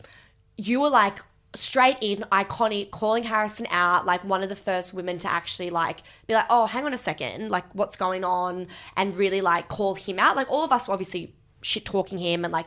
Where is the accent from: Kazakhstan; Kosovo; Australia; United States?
Australia; Sydney, New South Wales; I'm from Bondi